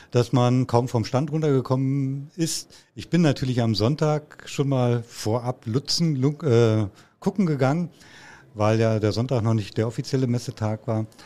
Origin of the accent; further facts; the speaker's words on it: Brandenburg an der Havel, Brandenburg, Germany; born there; gebürtig in der Stadt Brandenburg an der Havel, das ist also im Land Brandenburg. Für diejenigen, die es nicht wissen, das war früher der Osten.